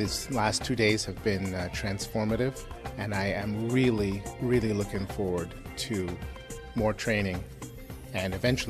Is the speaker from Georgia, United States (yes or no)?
no; Cleveland, Ohio, United States; I'm from Cleveland, Ohio.